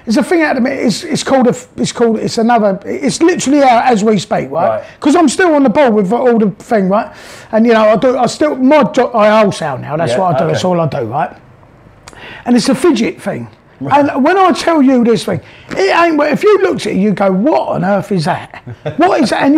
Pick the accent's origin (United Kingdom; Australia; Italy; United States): United Kingdom; Whitton and Hanworth, near Twickenham, London; moved away as an adult; now in Pattaya, Thailand; I grew up really in a gaff called Witten, and Hamworth, all round there, which is quite near to Twickenham